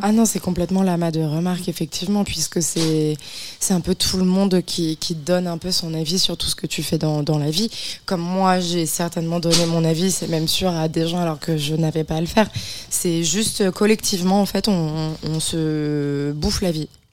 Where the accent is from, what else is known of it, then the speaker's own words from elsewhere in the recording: Beaujolais, Auvergne-Rhône-Alpes, France; moved away; je viens de la campagne profonde, mm. profonde, hein, du, du, milieu du Beaujolais